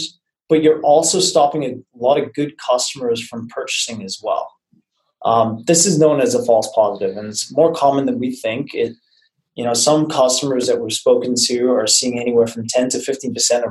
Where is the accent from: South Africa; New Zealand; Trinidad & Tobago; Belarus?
New Zealand; now in San Francisco, United States; I'm originally from New Zealand